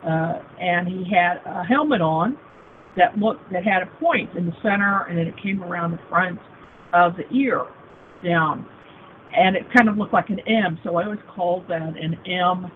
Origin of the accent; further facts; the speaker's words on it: Kansas City, Missouri, United States; also born or lived in Springfield, Missouri / Neosho, Missouri / Joplin, Missouri / Seattle; I was born and raised in Kansas City, first in Kansas for, you know, a few months, and then on the Missouri side